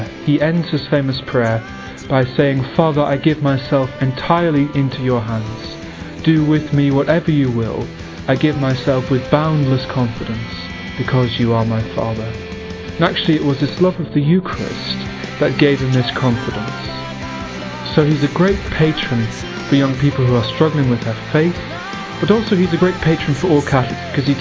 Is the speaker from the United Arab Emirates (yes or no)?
no; England, United Kingdom; I'm from England, I'm 22